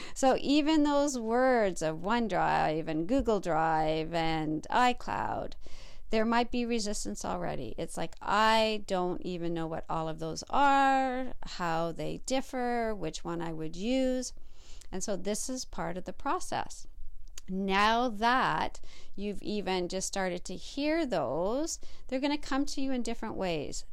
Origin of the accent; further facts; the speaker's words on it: Canada; my fellow Canadians out there.